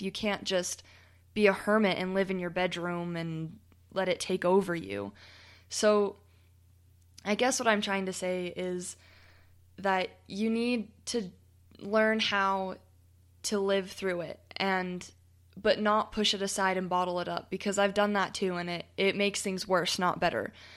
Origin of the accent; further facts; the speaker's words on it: United States; accent: American; my funny American accent